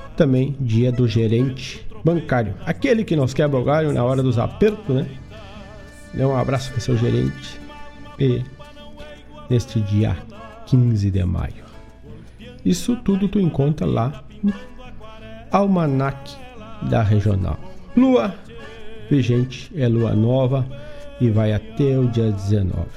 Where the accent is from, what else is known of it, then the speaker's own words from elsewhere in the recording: Herval do Sul, Rio Grande do Sul, Brazil; lá na minha terra querida, Erval do Sul